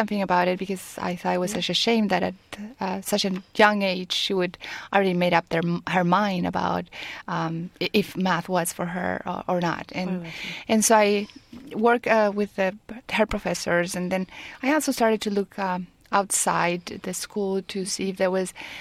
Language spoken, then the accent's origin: English; Mexico; moved away as an adult; also born or lived in France / California; now in Silicon Valley, United States; I was born in Mexico, and I have lived in France because I did my MBA over there in HEC-Paris